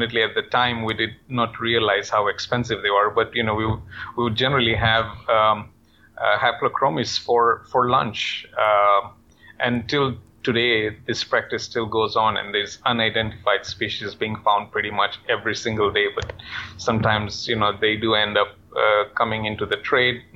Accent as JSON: {"language": "English", "country": "Kenya", "tie": "born or raised there", "moved": "yes", "said": "I'm from Kenya, born and raised"}